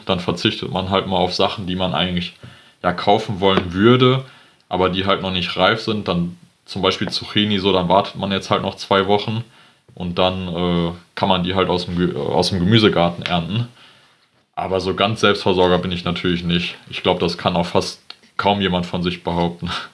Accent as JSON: {"language": "German", "town": "Geldern", "region": "North Rhine-Westphalia", "country": "Germany", "said": "ich komme aus Geldern, ähm, das ist am Niederrhein"}